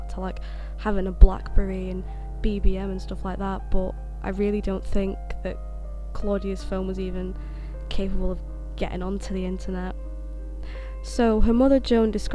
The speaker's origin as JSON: {"language": "English", "town": "Sheffield", "region": "Yorkshire and the Humber", "country": "United Kingdom", "tie": "born or raised there", "said": "I grew up in Sheffield"}